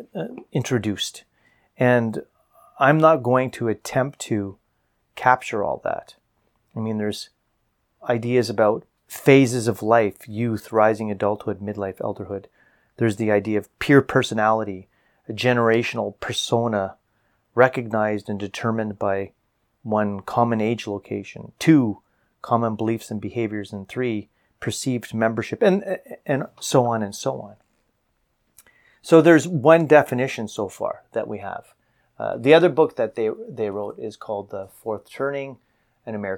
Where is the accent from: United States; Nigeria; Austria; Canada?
Canada; me as a Canadian